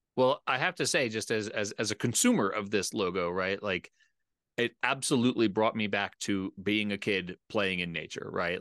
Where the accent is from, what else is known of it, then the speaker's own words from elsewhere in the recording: near Philadelphia, Pennsylvania, United States; I grew up in the Northeast. I grew up near Philadelphia